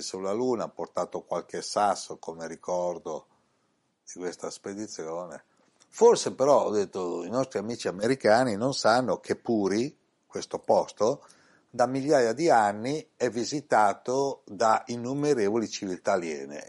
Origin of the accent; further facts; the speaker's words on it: Italy; in questa incarnazione sono nato in Italia